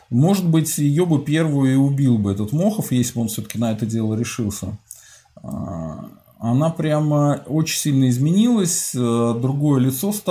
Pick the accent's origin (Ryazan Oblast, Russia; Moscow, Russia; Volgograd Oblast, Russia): Ryazan Oblast, Russia; Skopin; Я сам родом из Скопина.